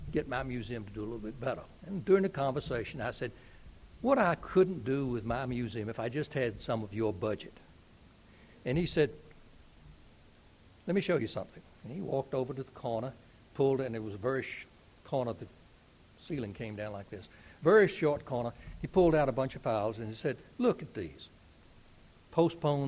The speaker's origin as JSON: {"language": "English", "town": "Lynchburg", "region": "Virginia", "country": "United States", "tie": "born or raised there", "said": "my hometown of Lynchburg, Virginia"}